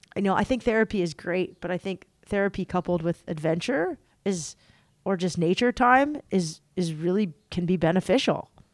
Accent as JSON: {"language": "English", "town": "San Diego", "region": "California", "country": "United States", "tie": "born or raised there", "said": "I grew up in San Diego"}